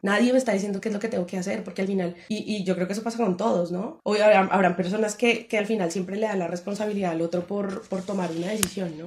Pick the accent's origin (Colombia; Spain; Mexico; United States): Colombia; como uno como colombiano siempre como que le hablan de los dichos